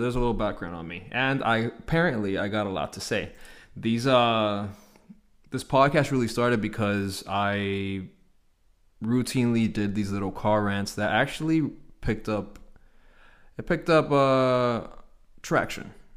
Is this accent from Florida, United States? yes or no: yes; Hialeah, Florida, United States; born and raised in Hialeah, Florida.